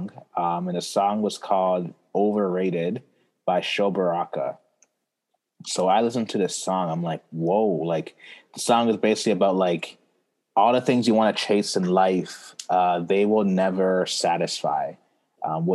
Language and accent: English; Toronto, Ontario, Canada; also born or lived in Brampton, Ontario / Ghana (parents); I was born here in Toronto. And I lived in Toronto with my family till I was 10. So when I was 10, we moved to Brampton, Ontario